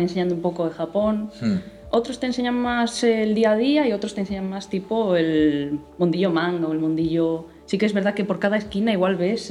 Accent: Spain; los que somos españoles o europeos

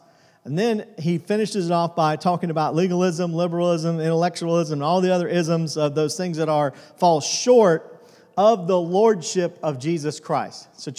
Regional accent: Tucson, Arizona, United States; born there; now in Benson, United States; When I was a kid, I remember I was born in Tucson, Arizona. I was talking about this morning we live in a little town called Benson, Arizona.

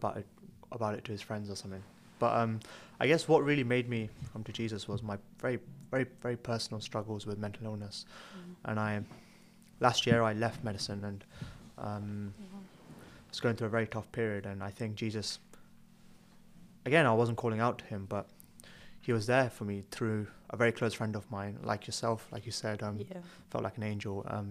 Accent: Tamil Nadu, India; also born or lived in Birmingham; now in Newcastle, United Kingdom; I'm from Southern India, from Tamil Nadu, and lived in Birmingham and studied medicine at Newcastle

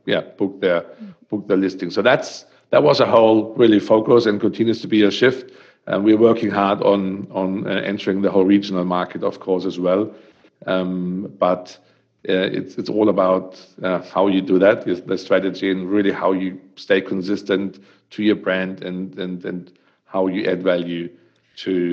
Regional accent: Germany; accent: German; English is a second language; moved away as an adult; also born or lived in Western Australia / Queensland; now in Australia; as you can hear with my great accent, is I'm coming from Germany, and I came here. My daughter always says it's ridiculous, 12 years ago, and I still speak like I arrived here yesterday

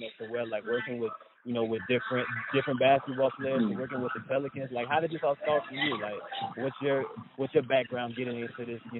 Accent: New Orleans, Louisiana, United States; now in Chicago, United States; well, I live in Chicago right now, but I'm from New Orleans.

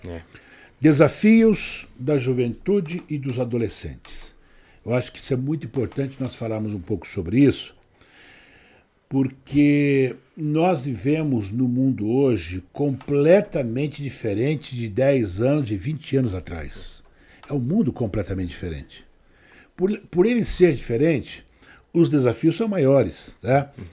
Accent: Brazil; also born or lived in São Carlos, São Paulo; nós somos brasileiros

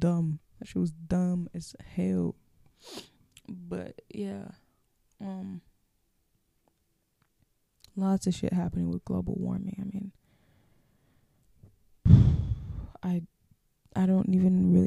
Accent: Minnesota, United States; accent: Minnesotan; you have a Minnesotan accent

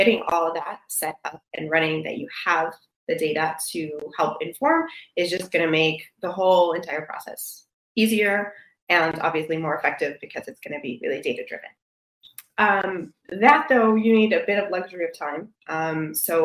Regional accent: Michigan, United States; I'm from Michigan

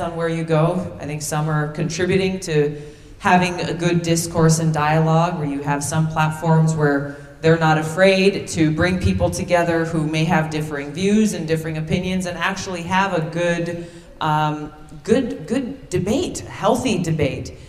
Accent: Hawaii, United States; my home state of Hawaii

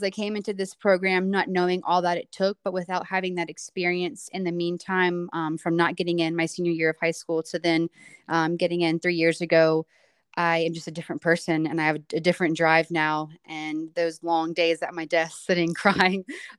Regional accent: Wilmington, North Carolina, United States; moved away as an adult; now in Boone, United States; I'm originally from Wilmington, North Carolina, or just outside, so the coast of North Carolina

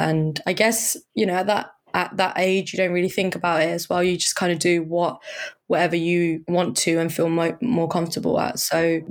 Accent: Surrey, South East England, United Kingdom; now in London, United Kingdom; I grew up in Surrey

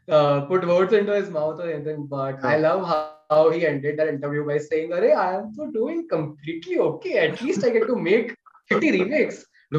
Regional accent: Gujarat, India; I'm from Gujarat.

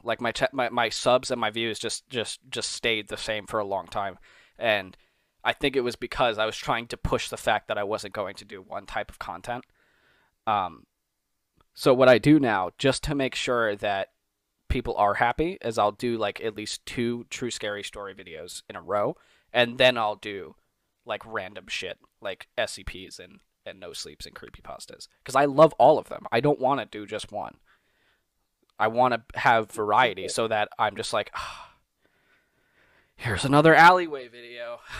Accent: New York, United States; now in Pennsylvania, United States; yeah, I'm from New York, but I moved to Pennsylvania.

